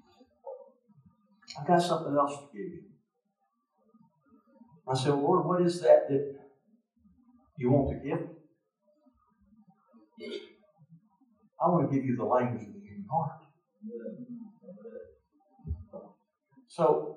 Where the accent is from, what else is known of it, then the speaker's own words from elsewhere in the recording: Mississippi, United States; I'm from Mississippi